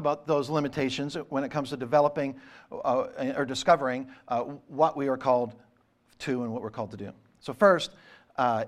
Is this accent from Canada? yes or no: yes; Eastern Canada, Canada; growing up in Eastern Canada in the 70s and 80s